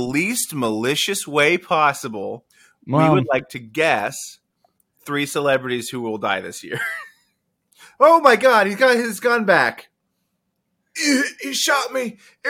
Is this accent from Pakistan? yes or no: no; Mexico; And I'm from Mexico.